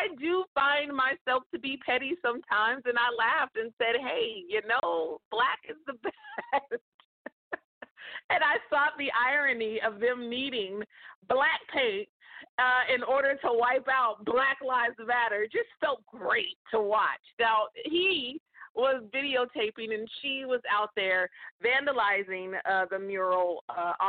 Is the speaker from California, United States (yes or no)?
yes; California, United States; in California. That's my home state